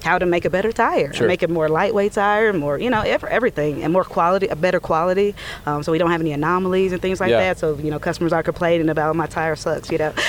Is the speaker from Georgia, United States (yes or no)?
yes; Atlanta, Georgia, United States; I'm born and raised in Atlanta